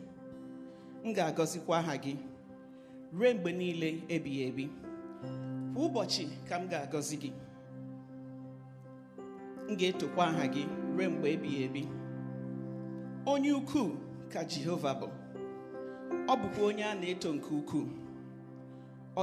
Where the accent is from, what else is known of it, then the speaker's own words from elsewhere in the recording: Nigeria; first language Igbo; English is a second language; moved away; I am from Nigeria. My tribe is Igbo, one of the three major ethnic groups in Nigeria.